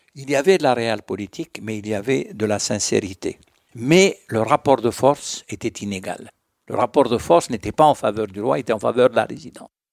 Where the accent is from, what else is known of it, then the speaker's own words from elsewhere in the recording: Morocco; je suis marocain.